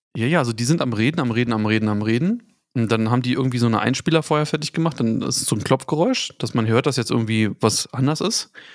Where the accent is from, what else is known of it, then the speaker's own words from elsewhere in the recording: the East, eastern Germany, Germany; Ich komme halt aus dem Osten. Wir haben halt irgendwie im Dorf